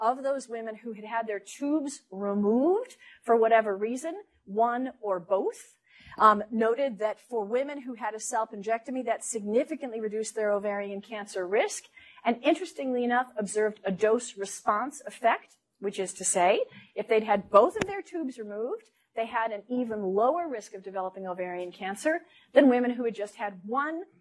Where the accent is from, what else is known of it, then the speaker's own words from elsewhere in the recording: Minnesota, United States; moved away; also born or lived in Los Angeles; I'm from Minnesota